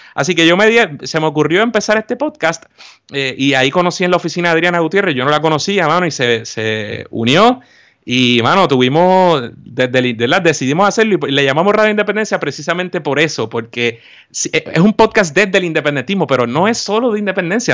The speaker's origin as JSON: {"language": "Spanish", "country": "Puerto Rico", "said": "somos puertorriqueños"}